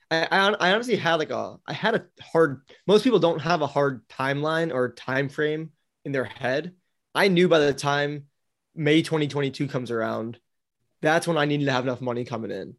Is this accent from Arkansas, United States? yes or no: no; Milwaukee, Wisconsin, United States; moved away as an adult; also born or lived in Florida; I grew up in Milwaukee, Wisconsin